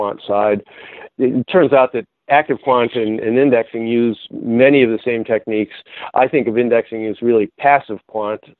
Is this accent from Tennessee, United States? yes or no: no; Ohio, United States; moved away as an adult; my home state of Ohio